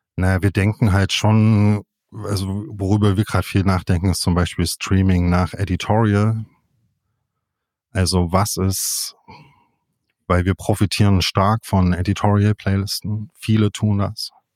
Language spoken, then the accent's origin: German; Jena, Thuringia, Germany; moved away as an adult; now in Leipzig, Germany; Ich bin in, in Jena aufgewachsen, zur Schule gegangen, habe dort Abi gemacht und bin dann weg